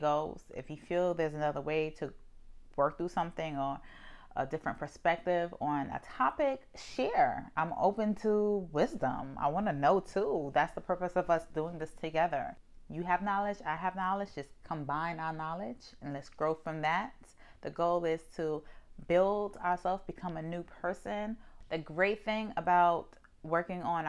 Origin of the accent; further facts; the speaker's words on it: New York, United States; I'm from New York